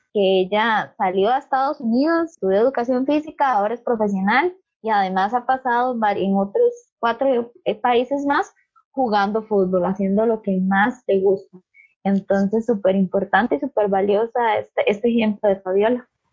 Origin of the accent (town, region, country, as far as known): Costa Rica